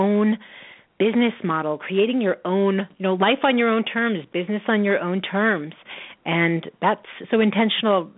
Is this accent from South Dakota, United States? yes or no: no; New York, United States; now in Oregon, United States; I'm from New York